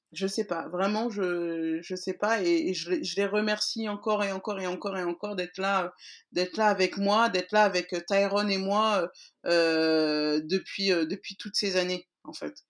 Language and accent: French; France; je suis née en France, mais que oui, que nous sommes maliens.